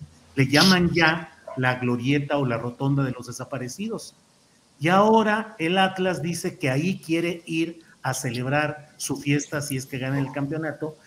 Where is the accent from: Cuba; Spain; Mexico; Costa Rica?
Mexico; Torreón, Coahuila; como nací en Torreón